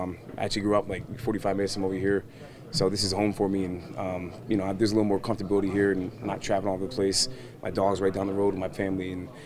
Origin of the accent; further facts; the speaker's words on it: Danbury, Connecticut, United States; Danbury, Connecticut. It's like an hour, hour and 15 from here.